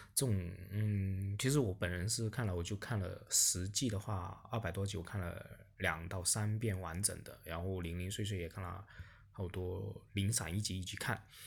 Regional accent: China; 我们整个中国大陆

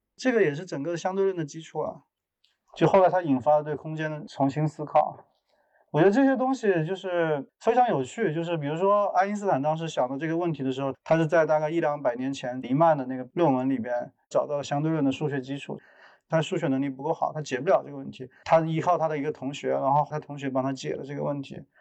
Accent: Jingdezhen, Jiangxi, China; moved away; 我是一个生长于景德镇的艺术家

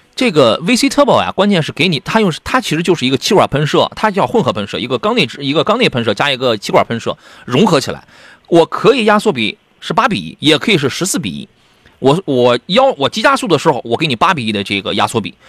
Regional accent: Qingdao, Shandong, China; 是青岛城阳人嘛， 那当然，我爱我的故乡

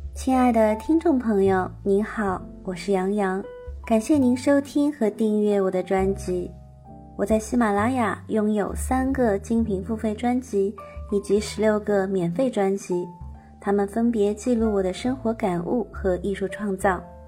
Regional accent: Shanghai, China; moved away as an adult; now in Germany; 我依然生活在我的故乡上海，还是现在旅居在德国

